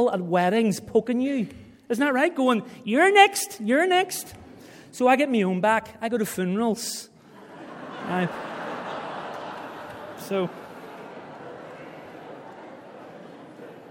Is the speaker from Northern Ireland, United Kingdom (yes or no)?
yes; Belfast, Northern Ireland, United Kingdom; moved away as an adult; now in Algarve, Portugal; I come from East Belfast